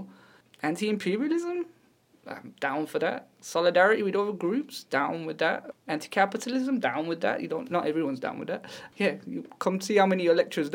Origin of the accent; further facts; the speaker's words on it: Wolverhampton, West Midlands, United Kingdom; I grew up in Wolverhampton where, you know, we don't have no nice parts, everywhere's poor